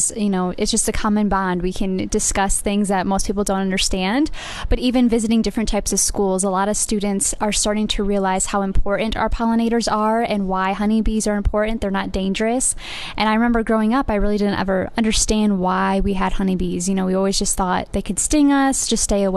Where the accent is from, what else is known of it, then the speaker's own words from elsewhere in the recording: Iowa, United States; I'm from the state of Iowa